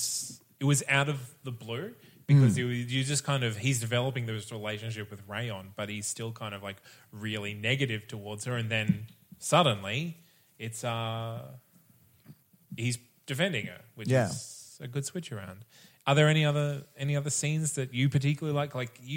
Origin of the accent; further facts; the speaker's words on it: Australia; We are Australian as well